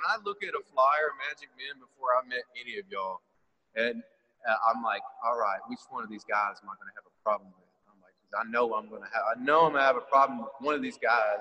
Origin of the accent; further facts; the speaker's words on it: Longview, United States; moved away; Every time I go back to Longview or my hometown, I still don't see it as like a big city